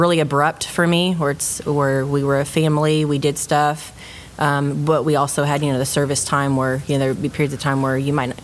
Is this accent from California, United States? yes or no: yes; Hanford, California, United States; also born or lived in Maryland / Hawaii; now in Oklahoma, United States; I grew up in California.